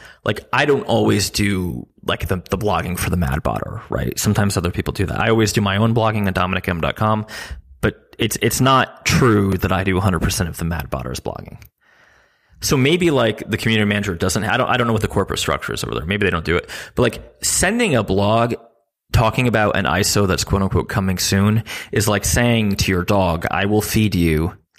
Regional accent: New Jersey, United States; I'm from New Jersey

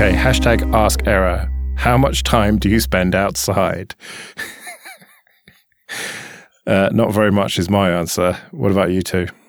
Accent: United Kingdom; we don't have that in our food here because we're British.

